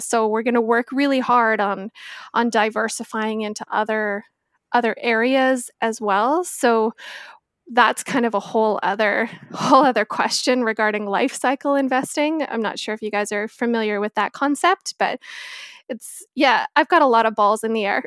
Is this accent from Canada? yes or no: yes; Victoria, British Columbia, Canada; also born or lived in Northern Ontario; I am born and raised in Victoria, spent a small amount of time in Northern Ontario, and decided that winters were not for me, so came flying back to the West Coast